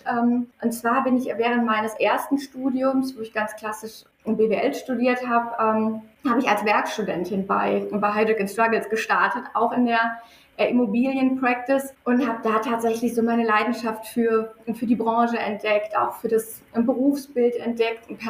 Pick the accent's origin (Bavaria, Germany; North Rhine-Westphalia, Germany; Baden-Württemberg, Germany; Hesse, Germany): North Rhine-Westphalia, Germany; ich, äh, ich bin ja auch ein, ein Kind des Ruhrpots. Mein Vater sagt immer, wir kennen äh, die, die Kathedralen des Ruhrgebiets und äh, fühlen uns da zu Hause